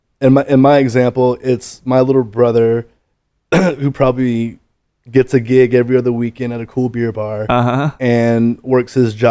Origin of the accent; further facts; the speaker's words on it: Decatur, Georgia, United States; moved away as an adult; also born or lived in New Orleans, Louisiana; now in Dallas, United States; I grew up in Decatur, Georgia specifically, which is DeKalb County, which is a 12-minute MARTA train ride from the east side of Atlanta to downtown Five Points.